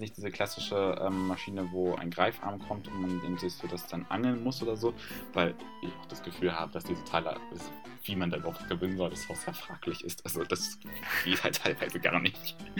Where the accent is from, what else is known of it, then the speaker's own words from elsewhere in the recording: Germany; bei uns in Deutschland